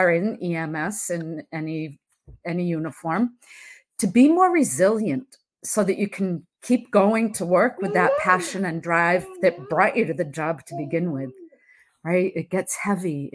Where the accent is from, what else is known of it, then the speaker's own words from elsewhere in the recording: Massachusetts, United States; I am from Massachusetts, born and raised here